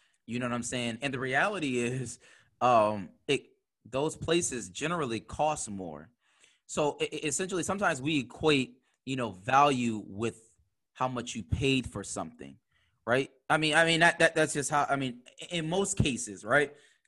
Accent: Buffalo, New York, United States; and we grew up in Buffalo Public Schools.

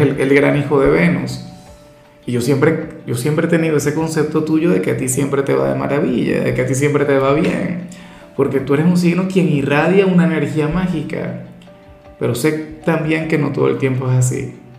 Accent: Venezuela; en mi país, por ejemplo, tenemos una gran tradición

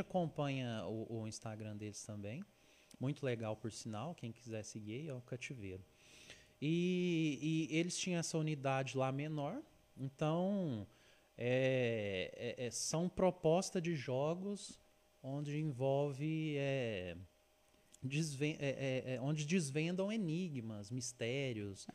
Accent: Uberlândia, Minas Gerais, Brazil; eu sou de Uberlândia, Minas

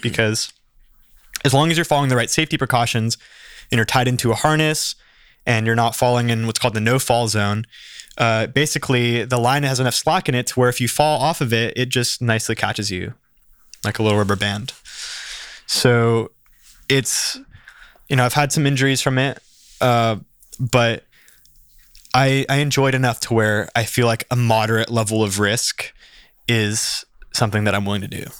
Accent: Santa Barbara, California, United States; I grew up here in Santa Barbara, born in Santa Barbara College Hospital, went to school here, spent my whole life here

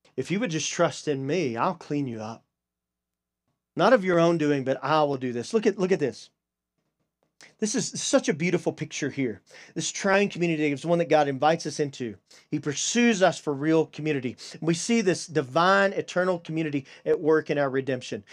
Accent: Deep East Texas, United States; I'm a redneck from Deep East Texas

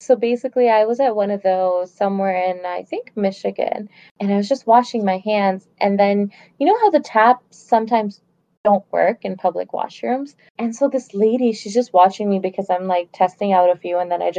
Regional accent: Pakistan; now in Canada; "Oh, well, I'm from Canada, but originally I'm from Pakistan."

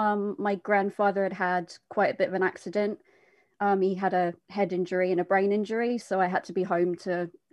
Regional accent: Essex, East of England, United Kingdom; I'm from Essex. So a couple of hours, like, northeast of London.

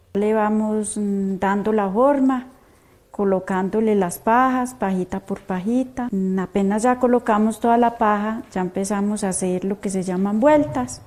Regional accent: Aguadas, Caldas, Colombia; nuestro municipio

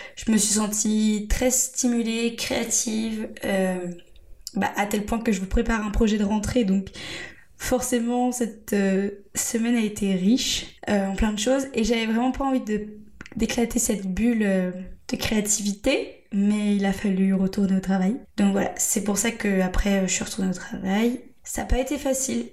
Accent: Angers, Pays de la Loire, France; moved away as an adult; now in Bordeaux, France; je suis native d'Angers

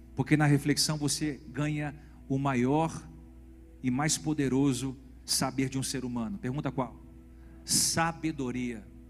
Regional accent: Brazil; Nós somos brasileiros

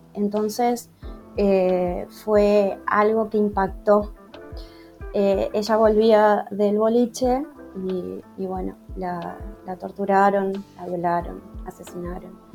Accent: Entre Ríos, Argentina; soy de Argentina, eh, provincia de Entre Ríos

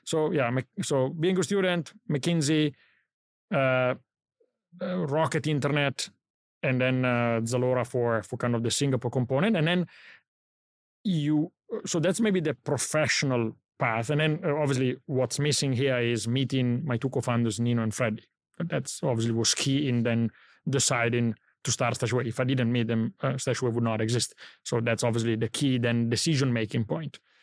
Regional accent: Italy; moved away; I grew up in Italy

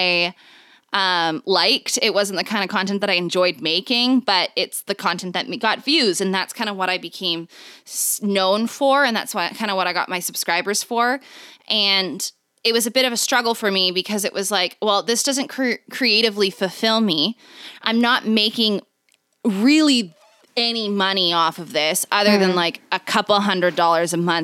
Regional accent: Canada; I'm Canadian

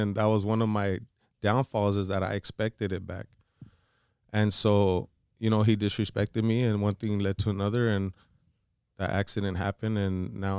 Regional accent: Florida, United States; you know, I'm from Florida

